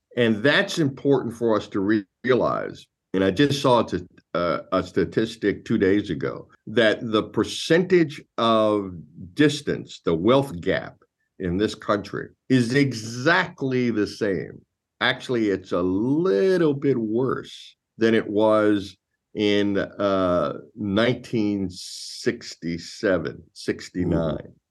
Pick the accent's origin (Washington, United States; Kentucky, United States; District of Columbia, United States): Kentucky, United States; Louisville; I was born and raised in Louisville, Kentucky